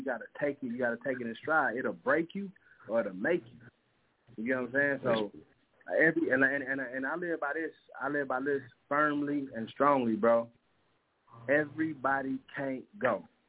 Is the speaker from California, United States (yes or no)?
yes; San Francisco, California, United States; now in Muskogee, United States; You know, even though I'm originally from San Francisco, California, the 415, Muskogee is my home, man.